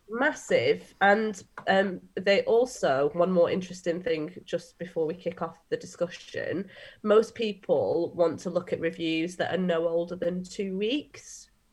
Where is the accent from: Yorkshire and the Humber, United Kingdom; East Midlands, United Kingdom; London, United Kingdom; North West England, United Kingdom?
North West England, United Kingdom; Manchester; I'm a Mancunian